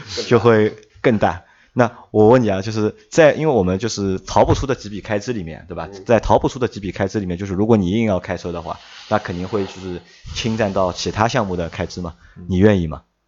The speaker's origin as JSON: {"language": "Chinese", "country": "China", "said": "我们中国人的传统"}